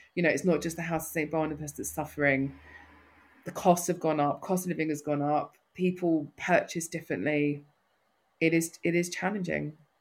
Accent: London, United Kingdom; accent: North London; I'm a North Londoner through and through. Most people can tell that from my accent.

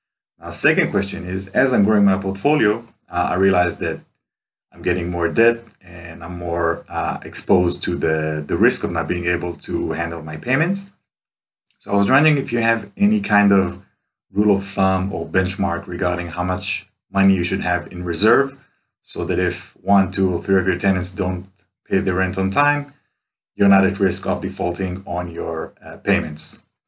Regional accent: Tel Aviv, Tel Aviv District, Israel; from Tel Aviv, Israel.

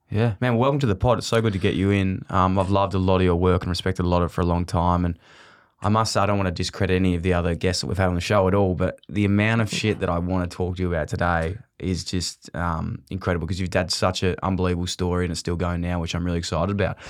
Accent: Melbourne, Victoria, Australia; also born or lived in Ballarat; I grew up in Fitzroy

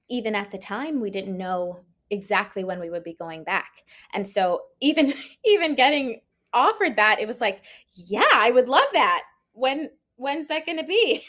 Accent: Washington, District of Columbia, United States; also born or lived in Maryland; I grew up in Washington, D C

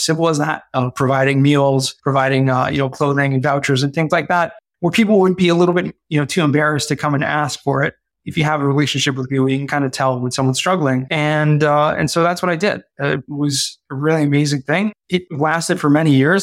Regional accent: Southern California, United States; I grew up in Southern California and kind of middle class family

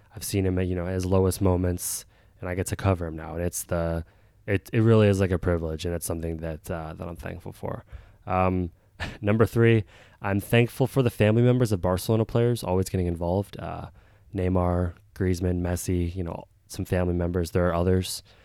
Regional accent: United States; as an American

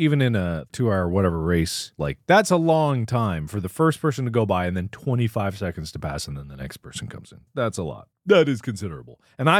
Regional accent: Cincinnati, Ohio, United States; I grew up in Cincinnati

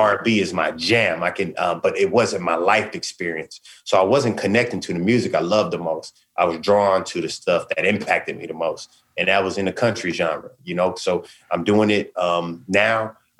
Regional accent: West Coast, United States; like you said, I'm from the West Coast.

